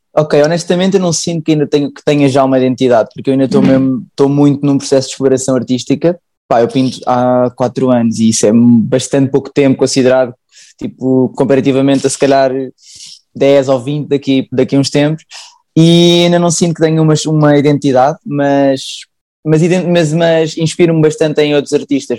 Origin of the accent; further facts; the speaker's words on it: Sintra, Lisbon, Portugal; sou de Sintra